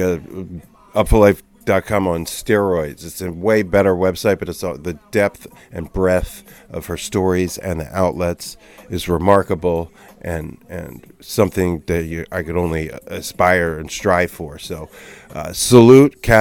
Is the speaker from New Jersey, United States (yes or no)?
yes; Cherry Hill, New Jersey, United States; I'm from Jerseydelphia, so like Cherry Hill area